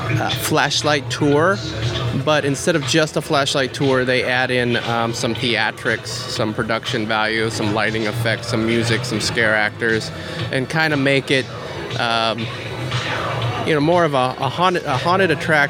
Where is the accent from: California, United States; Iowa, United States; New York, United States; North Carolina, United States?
California, United States; Mission Viejo; Mission Viejo, California, which is my hometown.